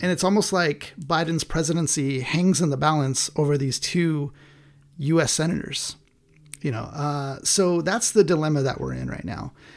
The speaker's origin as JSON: {"language": "English", "country": "United States", "said": "as American people"}